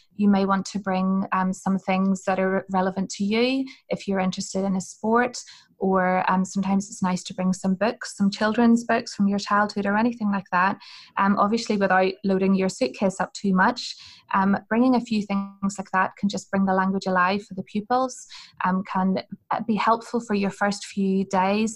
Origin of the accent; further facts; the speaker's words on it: Hillsborough, Northern Ireland, United Kingdom; I'm from Northern Ireland, um, and I'm from a place called Hillsborough